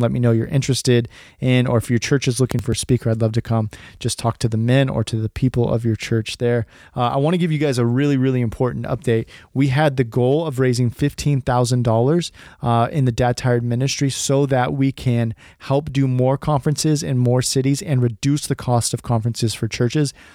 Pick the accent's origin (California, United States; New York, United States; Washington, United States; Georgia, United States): California, United States; I was actually born and raised in California